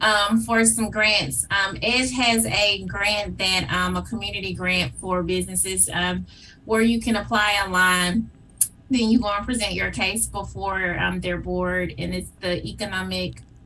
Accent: Memphis, Tennessee, United States; I am a proud graduate of Whitehaven High School, mm-hmm. and um, I have lived in Whitehaven most of my life

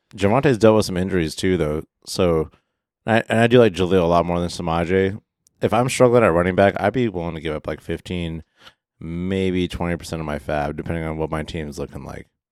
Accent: Midwest, United States; I grew up in the Midwest watching Bears games

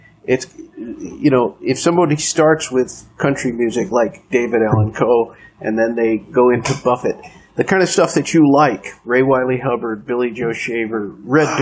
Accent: Philippines; moved away; I grew up in the Philippines

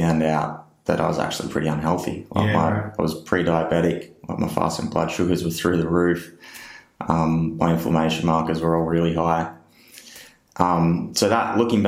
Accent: Benalla, Victoria, Australia; also born or lived in Yackandandah, Victoria; I grew up in Northeast Victoria in a little place called Benalla, and live in Yakandanda now, which is just up the road, still in Northeast Victoria

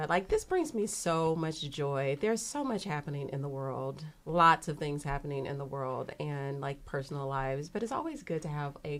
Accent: the South, United States; accent: Southern; I promise I grew up in the South and you hear it in my voice, my dialect.

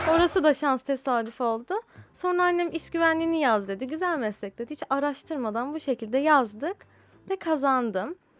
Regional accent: Istanbul, Turkey; İstanbul'da doğdum. İstanbul'da yetiştim.

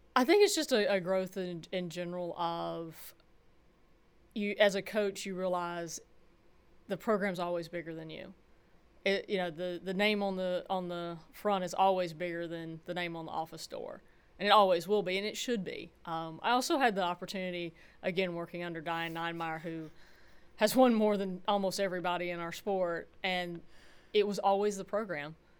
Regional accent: Georgia, United States; moved away as an adult; also born or lived in California; growing up in Georgia in ninety-six

